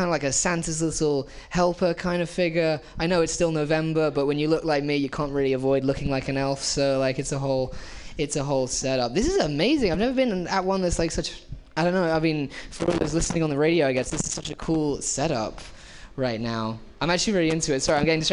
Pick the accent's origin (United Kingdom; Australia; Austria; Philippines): United Kingdom; England; I am English.